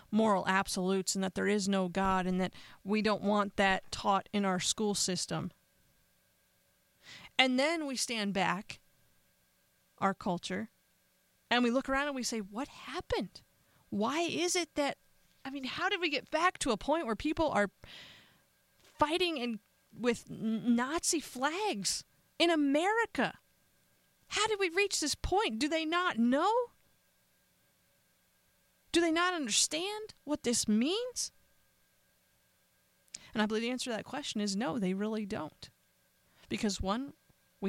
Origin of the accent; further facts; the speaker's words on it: Northeast, United States; I grew up in the Northeast